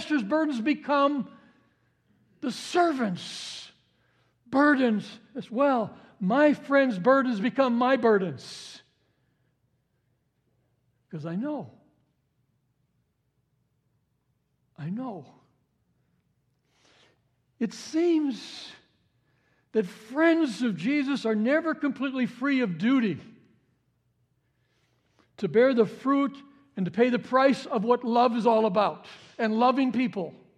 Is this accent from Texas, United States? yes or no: no; Cicero, Illinois, United States; We grew up in Chicago area. It was in the suburbs of Cicero.